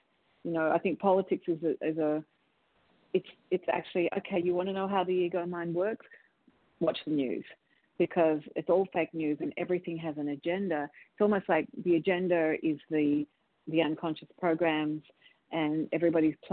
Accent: Australia; moved away as an adult; now in United States; as an Australian

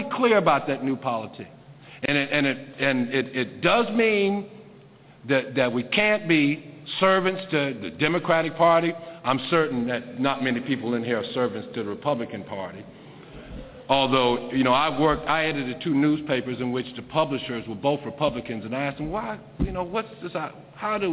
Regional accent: South Carolina, United States; I grew up in South Carolina

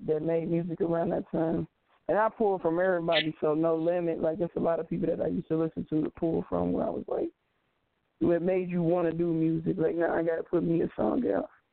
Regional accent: Cincinnati, Ohio, United States; I am from Cincinnati, Ohio.

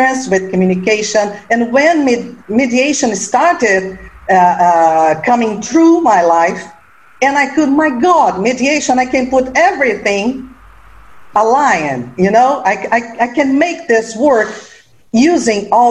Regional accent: Rio de Janeiro, Brazil; I am from Rio de Janeiro, and my background is from Germany, but I was born here in Brazil

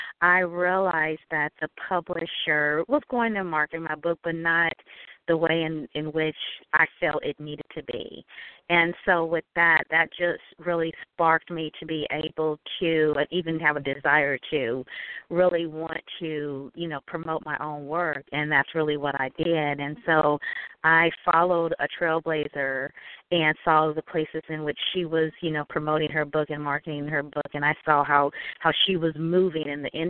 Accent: Northern California, United States; I grew up in Northern California

